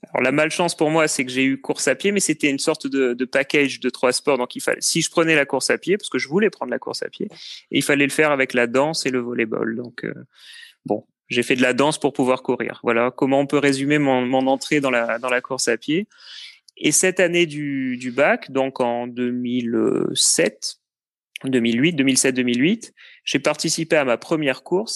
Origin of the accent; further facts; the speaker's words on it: Cannes, Provence-Alpes-Côte d'Azur, France; moved away as an adult; also born or lived in Lyon / Paris; now in Blois, France; je suis né à Cannes, j'ai vécu sur la côte d'Azur pendant pas mal de temps